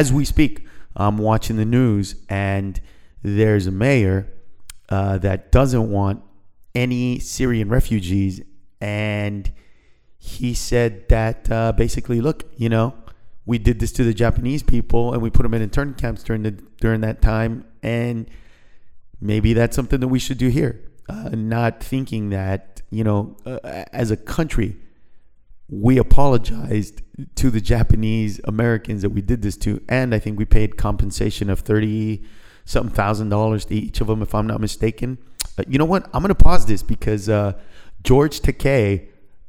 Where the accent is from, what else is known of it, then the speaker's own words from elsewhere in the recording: Honduras; now in United States; Honduras, the country that I was born